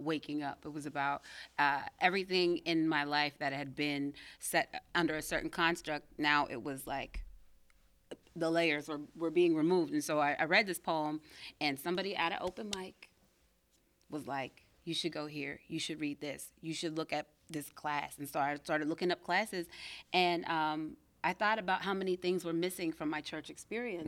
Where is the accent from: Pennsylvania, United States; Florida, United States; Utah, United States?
Pennsylvania, United States; Pittsburgh; born in Belsover, and I grew up, um, in the suburbs